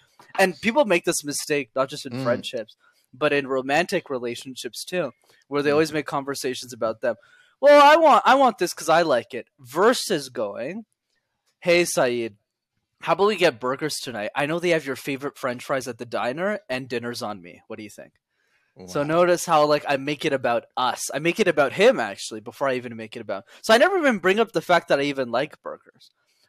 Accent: India; It's okay because I'm Indian, so it doesn't matter.

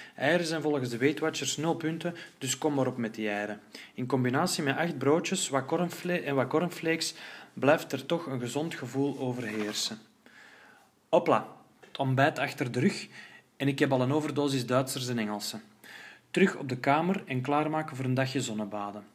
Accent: Flanders, Belgium; Als Vlaming van twee meter

